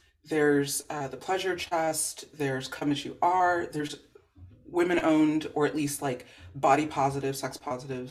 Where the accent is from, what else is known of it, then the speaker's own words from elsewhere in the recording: Los Angeles, California, United States; As a Black girl growing up in the Valley, San Fernando Valley